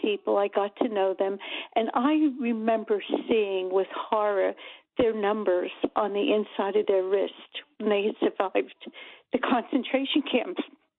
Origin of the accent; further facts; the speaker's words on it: Red Bank, central New Jersey, United States; I was born in Red Bank. And somewhere in the early 60s, we moved more central into central Jersey